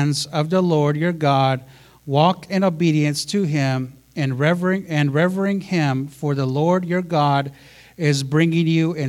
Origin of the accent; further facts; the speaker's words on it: United States; I'm Native American, right? I'm so Native.